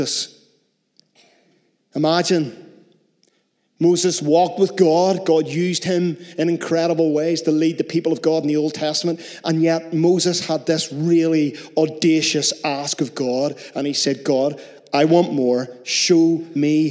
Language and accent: English; Northern Ireland, United Kingdom; We're so Northern Irish in Northern Ireland